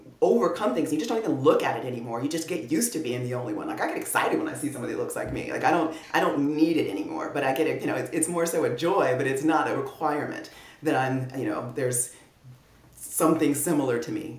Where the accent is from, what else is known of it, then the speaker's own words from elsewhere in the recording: Clear Lake, Texas, United States; moved away as an adult; I'm from Clear Lake, and that's actually where Johnson Space Center, NASA is